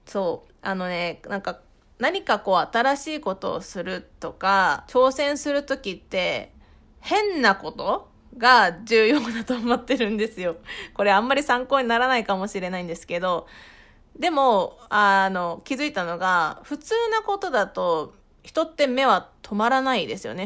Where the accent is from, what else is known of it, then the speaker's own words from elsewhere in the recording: Fukushima, Japan; moved away as an adult; now in Tokyo, Japan; 私、福島県出身で